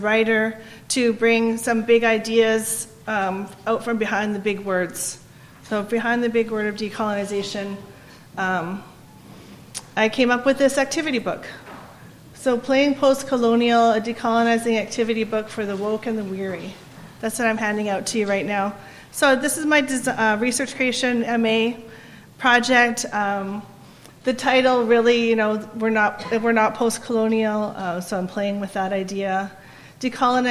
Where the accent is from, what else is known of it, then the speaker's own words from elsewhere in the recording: North Vancouver, British Columbia, Canada; I'm from Squamish Nation and grew up in the village of Aslahan. When it was called Mission Indian Reserve.